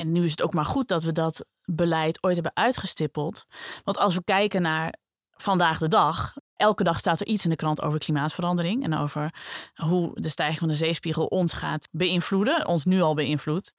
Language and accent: Dutch; Friesland, Netherlands; dat ik voor het eerst in een OU-podcast even Fries kan praten